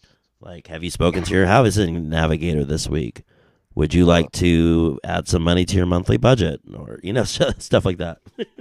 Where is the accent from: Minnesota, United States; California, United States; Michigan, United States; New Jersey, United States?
California, United States; San Jose; That's where I'm from. That's my hometown.